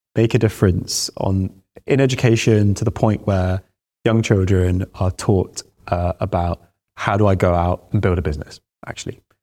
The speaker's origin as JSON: {"language": "English", "town": "Baghdad", "region": "Baghdad Governorate", "country": "Iraq", "tie": "born or raised there", "moved": "yes", "said": "I was born in Baghdad."}